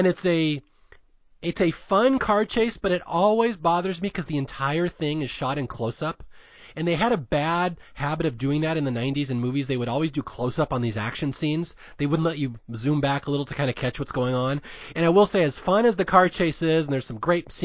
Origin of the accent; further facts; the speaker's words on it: United States; me growing up in Washington in the 70s, 80s, and 90s